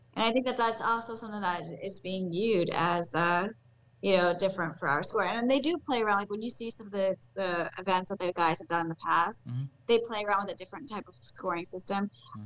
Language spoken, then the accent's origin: English; New York, United States; moved away; I'm from New York